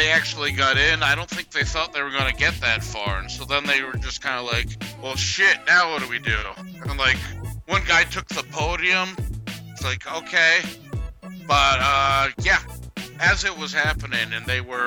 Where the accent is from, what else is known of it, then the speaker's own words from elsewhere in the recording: United States; as an American